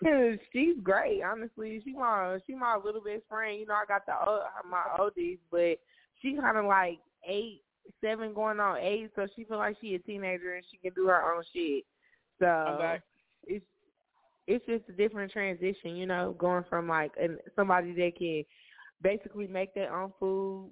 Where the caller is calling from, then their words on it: Dallas, Texas, United States; I'm calling from Dallas, Texas